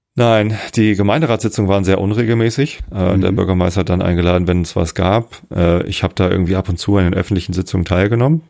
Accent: Wistedt, Lower Saxony, Germany; ich bin hier aufgewachsen, also ein paar Leute kannten mich schon noch. Aus Wistit, aus meiner, äh, wo ich aufgewachsen bin

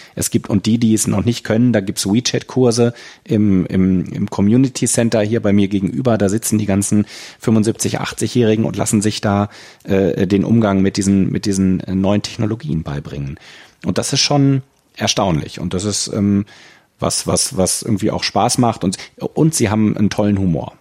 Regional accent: Germany; moved away as an adult; now in China

